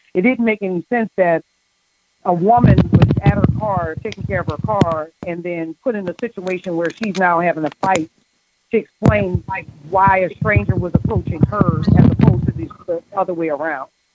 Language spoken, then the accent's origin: English; New Orleans, Louisiana, United States; I grew up in Holly Grove